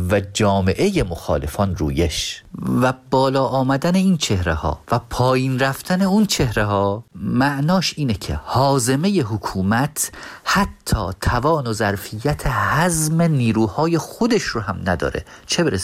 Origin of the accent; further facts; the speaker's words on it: northern Iran, Iran; با توجه به اینکه خودم شمالی هستم